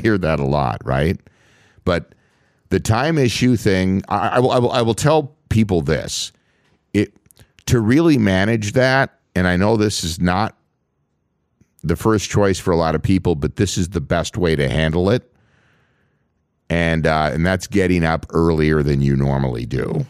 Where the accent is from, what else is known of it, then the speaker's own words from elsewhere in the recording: Minnesota, United States; I grew up, born and raised in Minnesota